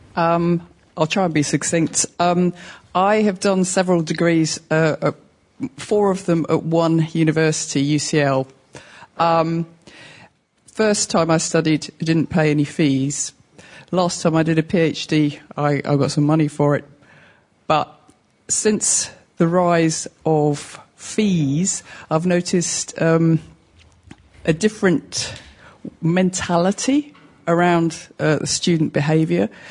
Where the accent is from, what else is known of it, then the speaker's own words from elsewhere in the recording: New York City, New York, United States; moved away as an adult; also born or lived in Midwest; I went to undergrad in, in the Midwest, but I'm from New York